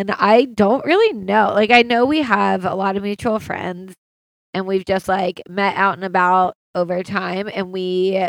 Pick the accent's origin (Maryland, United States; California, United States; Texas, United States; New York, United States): Maryland, United States; Baltimore; moved away as an adult; now in Los Angeles, United States; I live in LA. I'm from Baltimore. I think anyone that knows me knows I'm like very proud to be from Baltimore, Maryland.